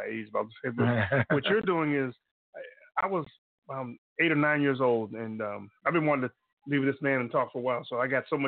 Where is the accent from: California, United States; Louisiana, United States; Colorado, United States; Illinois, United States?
California, United States; Bay Area; growing up in the Bay Area